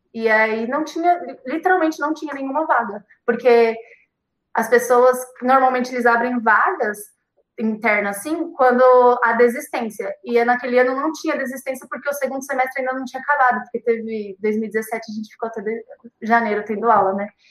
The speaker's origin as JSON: {"language": "Portuguese", "town": "Guarulhos", "region": "São Paulo", "country": "Brazil", "said": "eu sou de Guarulhos"}